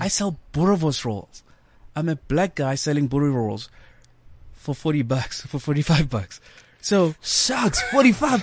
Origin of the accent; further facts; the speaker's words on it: Johannesburg, Gauteng, South Africa; born and bred in Soweto. Mm. That's where you know um, I grew up